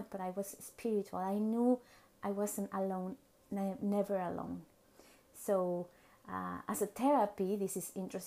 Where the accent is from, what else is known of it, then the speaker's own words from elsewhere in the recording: Mexico City, Mexico; English is a second language; moved away as an adult; now in Vancouver, Canada; I was born and raised in Mexico City, and then I moved to Vancouver, Canada